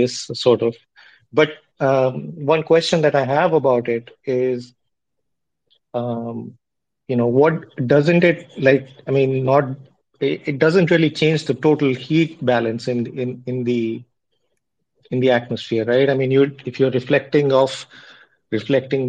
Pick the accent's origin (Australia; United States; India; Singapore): India; I'm from India, and I'm a physicist by training